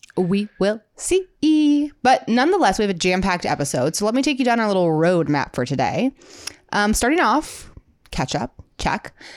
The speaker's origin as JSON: {"language": "English", "region": "Midwest", "country": "United States", "accent": "Midwestern", "said": "my Midwestern accent"}